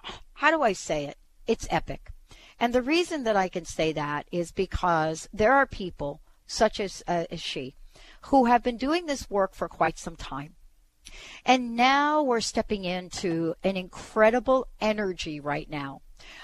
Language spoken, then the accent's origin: English; East Coast, United States; now in Pacific Northwest, United States; I grew up on the East Coast